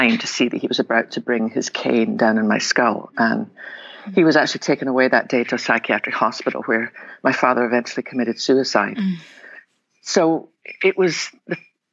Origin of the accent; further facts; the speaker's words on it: west coast of Scotland, United Kingdom; now in Texas, United States; I was born in the west coast of Scotland. Probably tell them my accent.